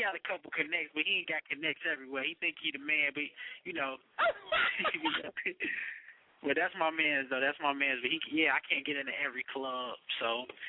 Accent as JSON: {"language": "English", "town": "Cape Town", "region": "Western Cape", "country": "South Africa", "tie": "born or raised there", "moved": "yes", "said": "I grew up in Cape Town for a little bit, then I moved. Then I was staying in Maywood, then I moved to like a little suburb called Hillside."}